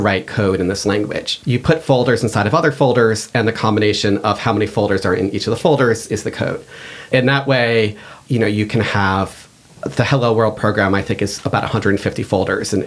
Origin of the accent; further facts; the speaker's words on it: outside of Boston, Massachusetts, United States; I grew up here. I grew up outside of Boston